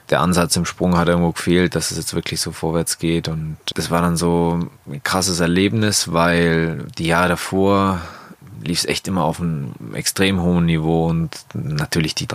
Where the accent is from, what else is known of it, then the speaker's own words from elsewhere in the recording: Bavaria, Germany; Das Allgäu ist einfach meine Heimat und das, wo mich irgendwie zu dem Sportler oder zu dem Menschen gemacht hat, wo ich jetzt bin.